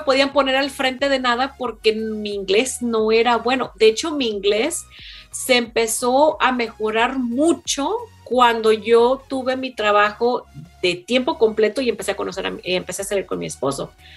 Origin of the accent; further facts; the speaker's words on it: Mexico; now in United States; yo soy la única mexicana